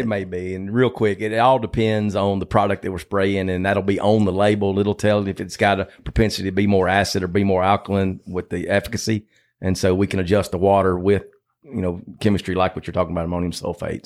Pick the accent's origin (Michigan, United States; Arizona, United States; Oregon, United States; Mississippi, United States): Mississippi, United States; Batesville; I grew up in Batesville on a hog farm, about uh, sixty miles south of Memphis